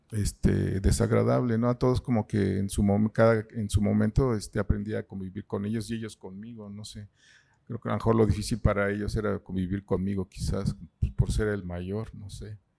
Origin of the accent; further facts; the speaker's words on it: Mexico City, Mexico; Pues he vivido en la ciudad, en muchas partes. O sea, mis padres andaban como judíos errantes. Yo nací en la Bondojito.